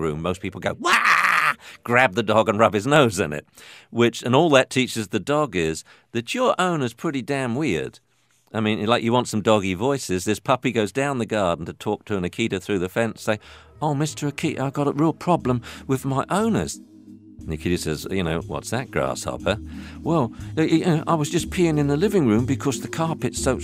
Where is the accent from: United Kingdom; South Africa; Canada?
United Kingdom; England; moved away as an adult; now in United States; I come from England. I graduated as a veterinarian and then came to the States to do a PhD in dog behavior.